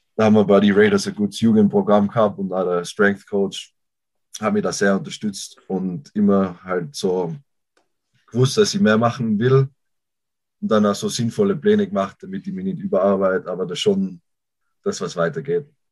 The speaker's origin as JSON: {"language": "German", "town": "Innsbruck", "region": "Tyrol", "country": "Austria", "moved": "as an adult", "lives_now": "United States", "said": "Ich komme aus Tirol, Raum Innsbruck"}